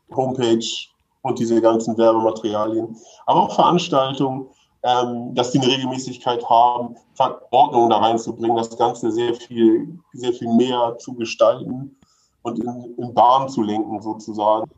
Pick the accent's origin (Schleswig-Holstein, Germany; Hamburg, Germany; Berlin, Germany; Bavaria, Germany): Hamburg, Germany; ich aus Hamburg, ich, also bin schon so ein bisschen Stadtkind